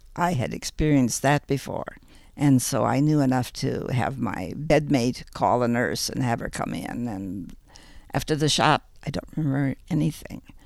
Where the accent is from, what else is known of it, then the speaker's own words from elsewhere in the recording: Ames, Iowa, United States; also born or lived in Chicago, Illinois; I was born in Chicago, but at the age of five, my family moved to the middle of Iowa, and um, as such, I grew up most of my life in Ames, Iowa.